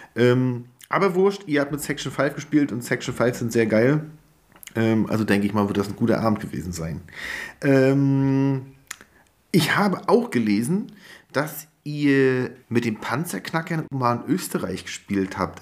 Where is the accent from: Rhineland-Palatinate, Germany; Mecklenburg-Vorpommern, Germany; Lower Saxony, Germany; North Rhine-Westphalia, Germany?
Mecklenburg-Vorpommern, Germany; Greifswald; in meiner Heimat in Greifswald